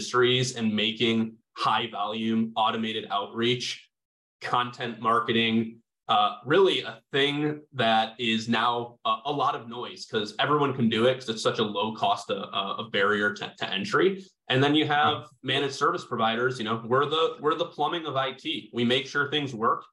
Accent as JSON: {"language": "English", "area": "Chicago suburbs", "region": "Illinois", "country": "United States", "tie": "born or raised there", "said": "I grew up not too far away."}